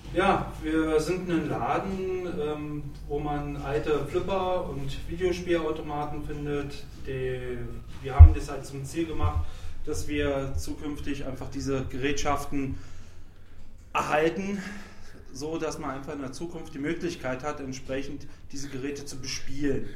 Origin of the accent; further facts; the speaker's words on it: Berlin, Germany; moved away; ich stamme ja ursprünglich jetzt aus Berlin